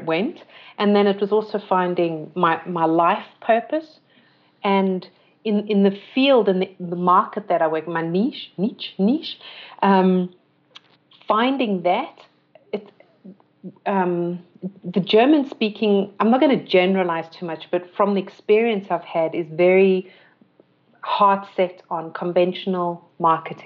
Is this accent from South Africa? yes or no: yes; South Africa; moved away as an adult; also born or lived in London / Austria; growing up in South Africa